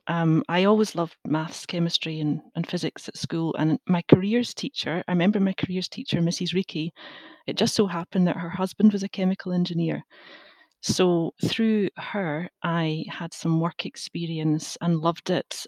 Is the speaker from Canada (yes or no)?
no; Glasgow, Scotland, United Kingdom; also born or lived in England; I grew up in Glasgow